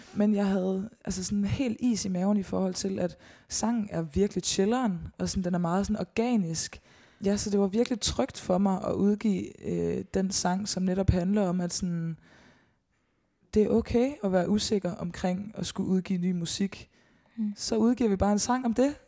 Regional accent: Årstrup, North Denmark Region, Denmark; Jeg er opvokset langt uden for Støvring, i en lille, lille flække, der hedder Årstrup

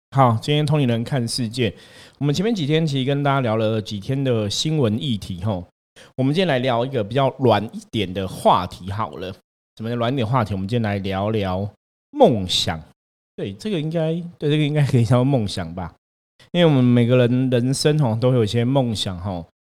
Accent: Taipei, Taiwan; 小学在台北市念学校，在台北市，因为我们家里的人都住在台北市嘛，那在这边环境也比较熟悉，因为在士林长大，本身是在士林长大的小朋友，吼，所以玩伴啊，童年的玩伴啊，很多好朋友都在士林

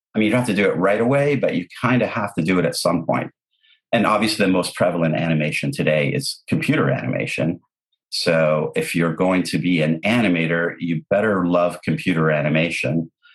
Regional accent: Canada; English is a second language; also born or lived in Lebanon; We we moved from Lebanon to Canada when I was nine years old

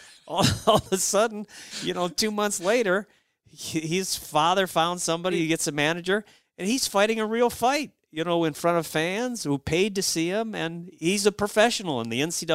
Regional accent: Cleveland, Ohio, United States; I'm from Cleveland

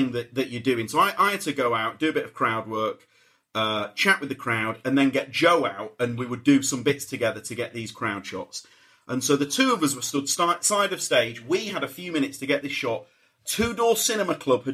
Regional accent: Leeds, Yorkshire and the Humber, United Kingdom; I'm from Leeds

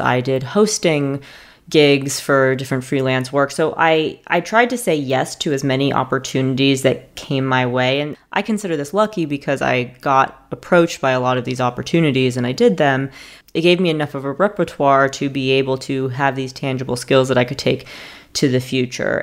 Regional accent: New York, United States; moved away as an adult; also born or lived in the South (US); now in US South; I am a New Yorker who is living in the South at this juncture

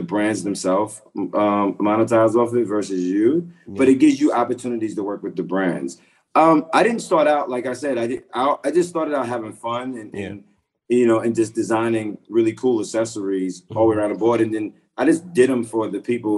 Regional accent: Hempstead, New York, United States; I grew up in Hempstead, Long Island

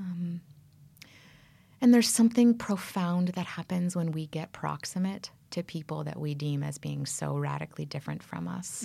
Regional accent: Toronto, Ontario, Canada; also born or lived in Berkeley, California / Central Valley, California; now in United States; I'm from Canada.

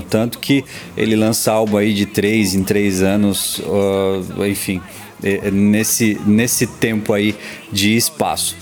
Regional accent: São Paulo, Brazil; eu sou paulista

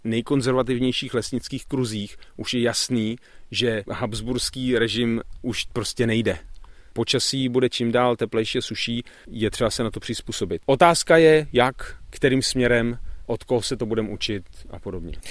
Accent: Bohemia, Czechia; Tady u nás v Čechách

